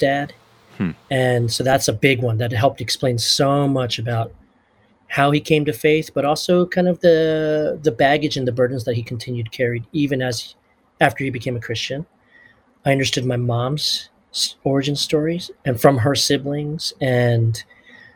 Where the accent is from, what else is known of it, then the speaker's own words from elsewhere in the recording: United States; also born or lived in South Korea; as a Korean American growing up here, being born here, looking on the outside like I'm Korean, but really being American